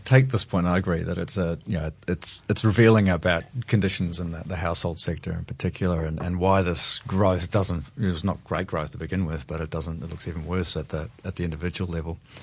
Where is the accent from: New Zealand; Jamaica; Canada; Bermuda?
New Zealand; now in Australia; I'm a Kiwi originally